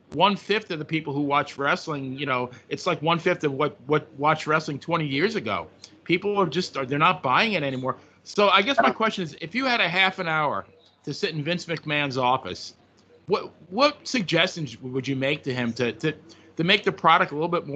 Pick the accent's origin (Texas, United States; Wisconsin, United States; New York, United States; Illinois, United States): New York, United States; Farmingdale; I grew up in Farmingdale, which was the next town over from Massapequa Park